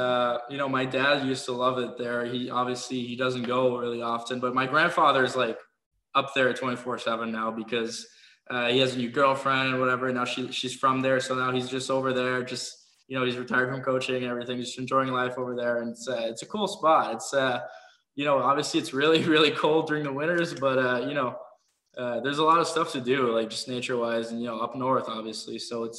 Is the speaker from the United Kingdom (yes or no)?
no; Switzerland; also born or lived in Houston, United States; I was born in Houston, but, you know, I stayed there like 5 months, 8 months probably. And then we moved to Switzerland. So, you know, kind of just growing up there.